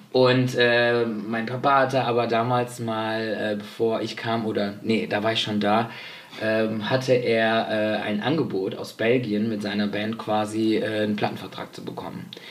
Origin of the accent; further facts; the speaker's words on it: Spain; Ich bin ja Spanier